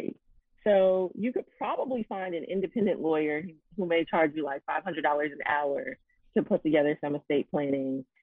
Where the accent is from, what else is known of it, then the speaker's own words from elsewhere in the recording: Chicago, Illinois, United States; my hometown of Chicago